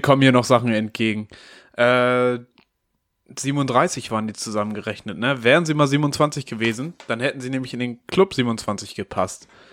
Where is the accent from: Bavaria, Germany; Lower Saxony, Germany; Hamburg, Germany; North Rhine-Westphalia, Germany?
Hamburg, Germany; Als gebürtiger Hamburger